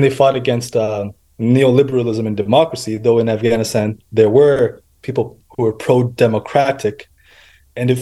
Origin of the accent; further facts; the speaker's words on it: United States; I was born in America. I am an American.